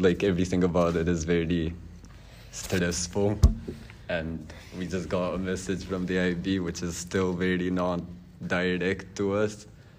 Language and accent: English; Kosovo; So this is … I'm from Kosovo